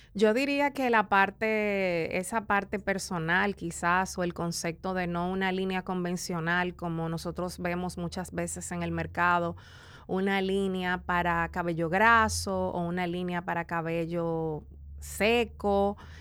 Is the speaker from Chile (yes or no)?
no; La Romana, Dominican Republic; also born or lived in San Pedro de Macorís; now in Santo Domingo, Dominican Republic; nací en el este, en La Romana y crecí entre La Romana y San Pedro de Macorís.